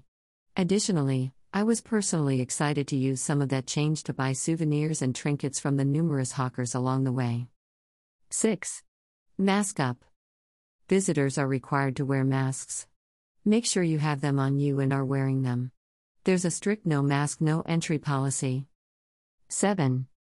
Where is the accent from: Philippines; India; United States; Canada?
India; also born or lived in Agra, India; Growing up in India, I had the opportunity of living in Agra for a few years.